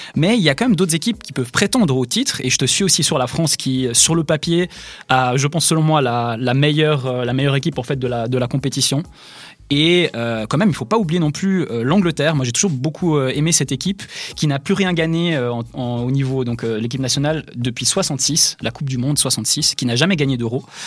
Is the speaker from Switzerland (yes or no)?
yes; Switzerland; chez nous, en Suisse